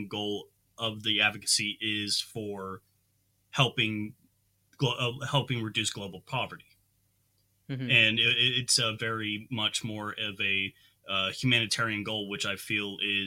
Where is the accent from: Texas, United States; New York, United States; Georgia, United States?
Texas, United States; growing up in Texas and in America